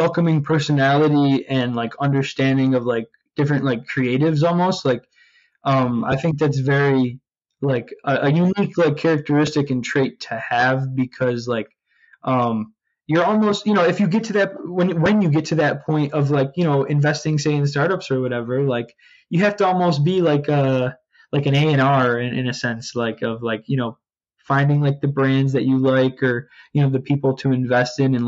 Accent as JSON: {"language": "English", "town": "Utica", "region": "New York", "country": "United States", "moved": "yes", "lives_now": "Port Jefferson, United States", "said": "I'm from Utica, New York, upstate New York"}